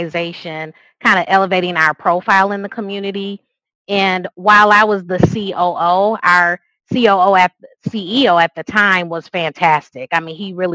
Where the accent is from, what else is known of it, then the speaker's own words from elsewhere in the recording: Grand Rapids, Michigan, United States; So it is my hometown. So obviously there's some nostalgia there with growing up